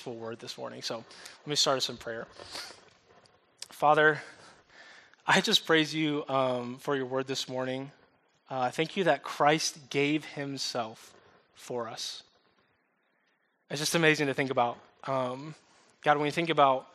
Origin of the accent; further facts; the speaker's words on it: upstate New York, United States; moved away; also born or lived in the South (US); moved to upstate New York when I was 2, so I'm kind of a New York kid. We moved from the South